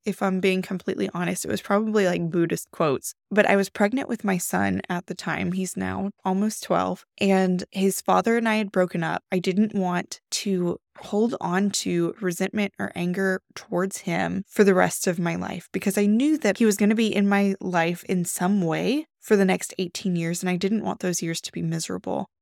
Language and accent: English; the Bible Belt, United States; I grew up in the Bible Belt